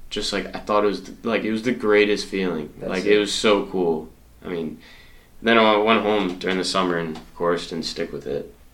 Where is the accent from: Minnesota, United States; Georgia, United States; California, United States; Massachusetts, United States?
Massachusetts, United States; Marlborough; central mass.